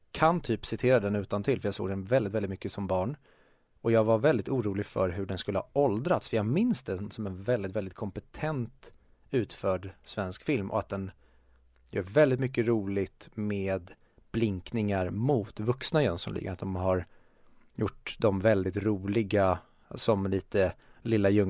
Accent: Sweden; jag tycker ju att vi i Sverige, det har jag sagt hur många gånger som helst

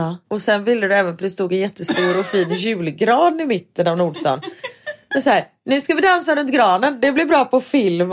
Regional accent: Gothenburg, Västra Götaland, Sweden; moved away as an adult; jag bodde här fram tills jag var 20

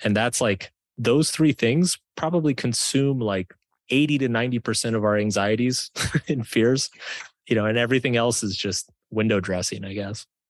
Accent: Texas, United States; I grew up in Texas

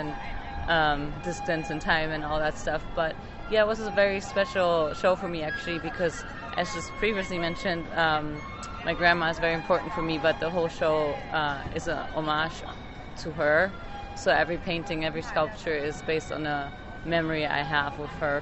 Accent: Germany; now in United States; I grew up in Germany in a family of doctors

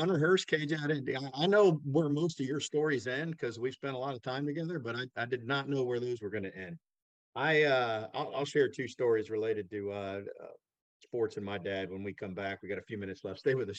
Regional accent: Fort Lauderdale, Florida, United States; I grew up in the Fort Lauderdale area

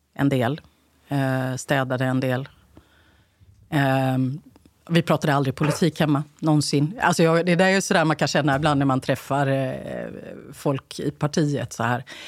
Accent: Gothenburg, Västra Götaland, Sweden; moved away as an adult; now in Stockholm, Sweden; Det fanns ju inget SSU där jag växte upp på Rymdtorget i Bergsjön.

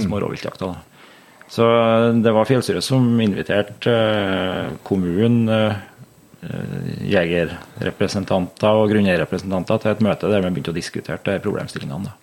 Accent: Lierne, Trøndelag, Norway; also born or lived in Meråker / Levanger / Grong; Jeg er jo født og oppvokst her i Lierne

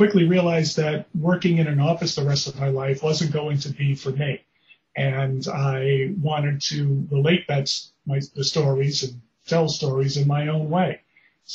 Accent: New York City, New York, United States; I grew up in the Bronx, New York

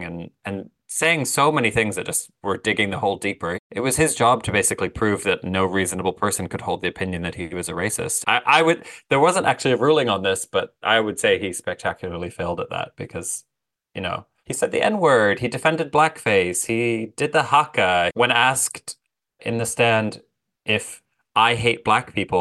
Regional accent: Canada; I'm Canadian

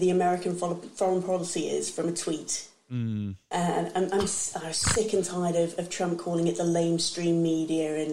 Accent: England, United Kingdom; I'm English

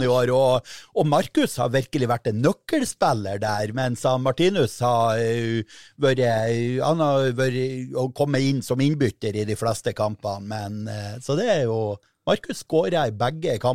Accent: Mo i Rana, Nordland, Norway; hjemme i Mo i Rana.

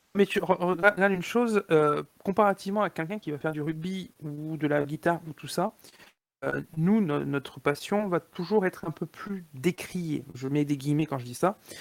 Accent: Montpellier, Occitania, France; moved away; je suis originaire de Montpellier au départ

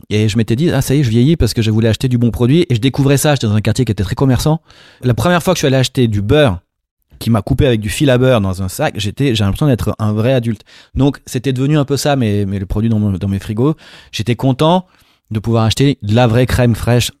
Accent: Marseille, Provence-Alpes-Côte d'Azur, France; je viens de Marseille, mon père est juif berbère d'Algérie, et ma mère marseillaise

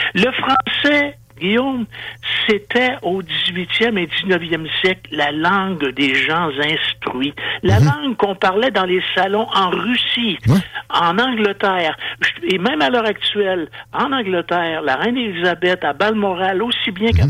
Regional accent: Quebec, Canada

